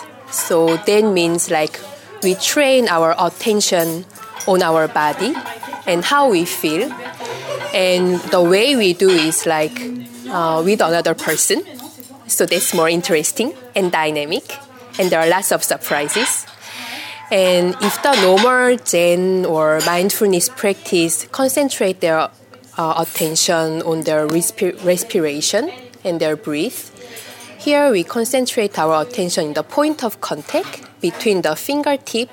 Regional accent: South Korea; English is a second language; now in Paris, France; I'm from South Korea and I live in Paris

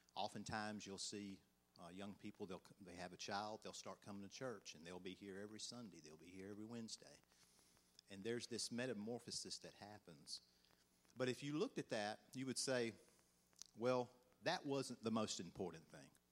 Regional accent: Georgia, United States; accent: country; "Where do you think I'm from?" They always guess Alabama, and I'm like, "Nah, Georgia."

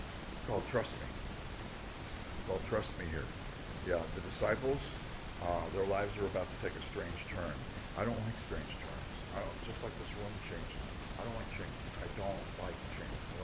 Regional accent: New York, United States; moved away; When I was a kid, growing up in New York

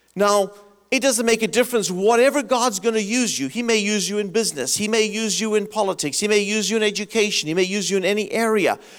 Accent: South Africa; moved away as an adult; also born or lived in Michigan, United States; now in United States; I grew up in South Africa. I left it because of apartheid

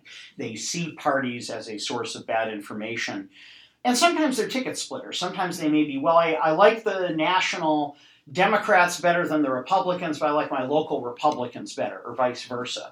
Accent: Madison, Wisconsin, United States; I grew up in Wisconsin. I was the son of a state employee, and being in Madison

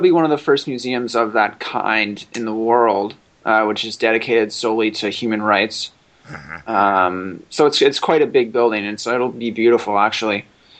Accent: Canada; also born or lived in Winnipeg, Manitoba; I'm from Canada. And I am a law student at the University of Manitoba, and I live in a medium-sized city in a province of Canada called Manitoba

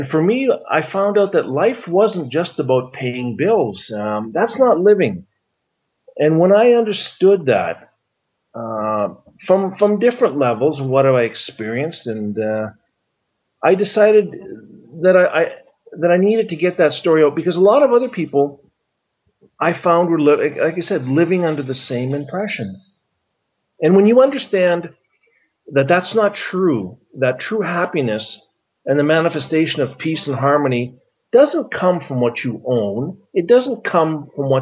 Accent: Calgary, Alberta, Canada; also born or lived in Grande Prairie, Alberta; I was born in Grand Prairie and grew up in Calgary

